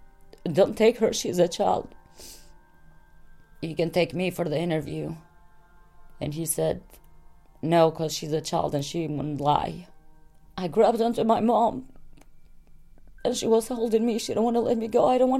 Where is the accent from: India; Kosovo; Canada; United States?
Kosovo; I'm from Kosovo. I come from a big family.